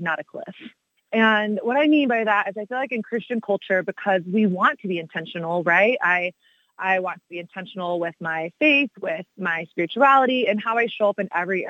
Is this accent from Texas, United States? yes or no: yes; Texas, United States; I grew up in Texas, so sort of the belt buckle of the Bible Belt